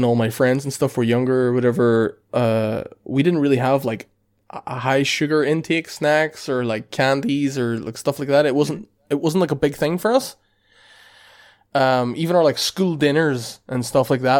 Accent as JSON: {"language": "English", "country": "Ireland", "said": "being Irish lads"}